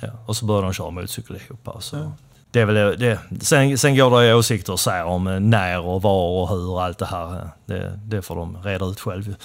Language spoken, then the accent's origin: Swedish; Helsingborg, Skåne, Sweden; första adressen, men det är ju mitt inne i stan i alla fall, Helsingborg. tillhör väl Gustav Adolfs församling där. Så Sen blev det väl uppväxten var väl mer eller mindre Sofieberg